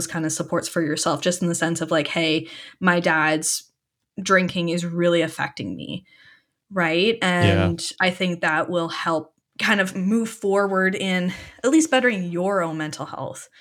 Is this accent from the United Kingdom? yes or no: no; Canada; I'm speaking as like a Canadian that know, like somebody that's versed in like my country or my province's resources